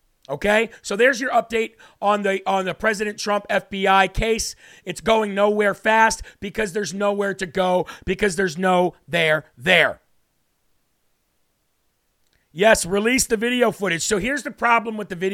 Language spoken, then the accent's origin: English; Illinois, United States; I'm from Illinois